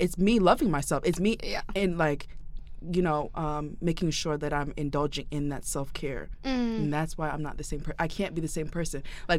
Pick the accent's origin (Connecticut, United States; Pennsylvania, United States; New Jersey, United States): Connecticut, United States; Bridgeport; moved away as an adult; I'm from Bridgeport, Connecticut. Just a little background about me: my parents are Haitian